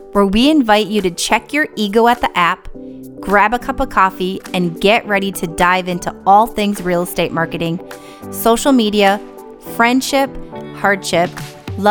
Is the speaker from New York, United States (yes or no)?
no; Minnesota, United States; accent: Minnesotan; I just sounded very Minnesotan